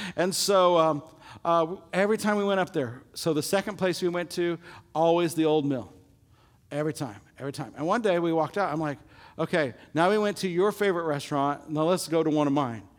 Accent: Illinois, United States; my little high school that I grew up in Illinois

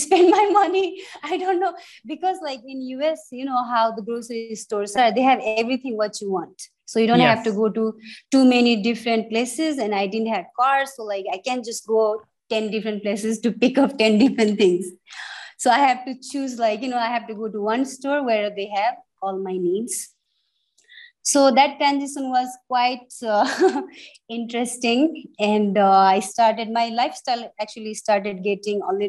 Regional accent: Terai, Nepal; also born or lived in Kathmandu, Nepal / Pokhara, Nepal; When I was growing up in Tarai, Tarai was so clean

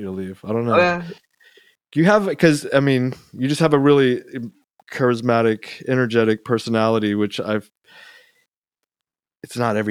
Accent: Georgia, United States; moved away; also born or lived in San Antonio / California; I grew up in Georgia

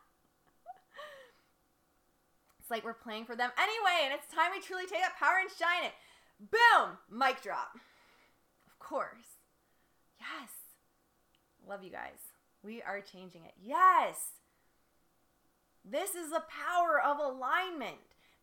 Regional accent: Windsor, Ontario, Canada; moved away; also born or lived in Detroit, Michigan; I grew up in Windsor, spent most of my life in Detroit.

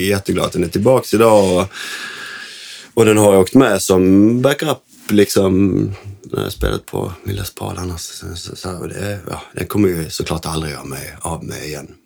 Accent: Landskrona, Skåne, Sweden; vi är uppvuxna i ja. Landskrona.

